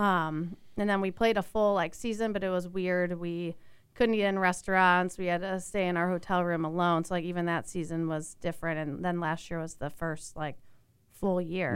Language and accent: English; Chicago, Illinois, United States; I grew up in the Chicago area